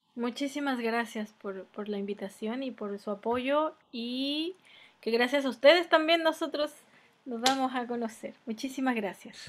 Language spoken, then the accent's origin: Spanish; Mexico; moved away as an adult; now in Chile; me acompañó en mi infancia en México